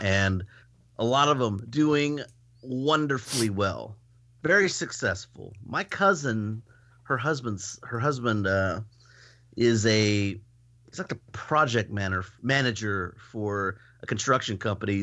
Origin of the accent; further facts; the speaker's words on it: Houston, Texas, United States; moved away; I was born in Houston